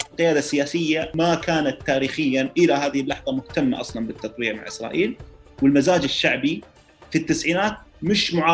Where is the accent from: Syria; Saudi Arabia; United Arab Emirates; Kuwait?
Kuwait; من من الكويت